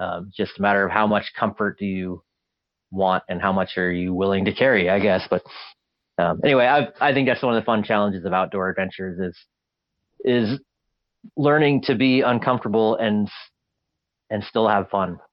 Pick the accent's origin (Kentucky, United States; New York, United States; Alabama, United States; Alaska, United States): Alaska, United States; I grew up in Alaska